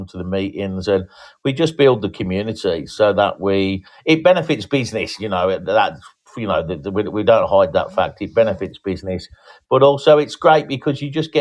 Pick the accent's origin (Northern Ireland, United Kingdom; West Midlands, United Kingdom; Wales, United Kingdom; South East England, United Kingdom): West Midlands, United Kingdom; Birmingham; moved away as an adult; also born or lived in Canary Islands; now in Tenerife, Spain; Originally, we come from Birmingham, which is central England